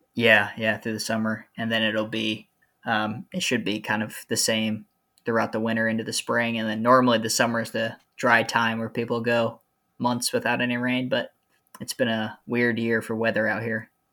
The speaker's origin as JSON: {"language": "English", "region": "Central Ohio", "country": "United States", "tie": "born or raised there", "also_born_or_lived": "Southern California / Virginia", "moved": "as an adult", "said": "I'm actually from Central Ohio originally"}